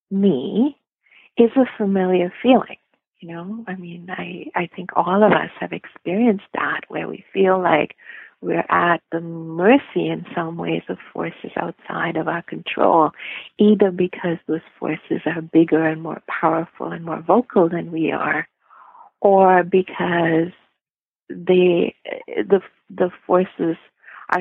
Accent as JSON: {"language": "English", "country": "India", "tie": "born or raised there", "moved": "yes", "said": "I grew up in India"}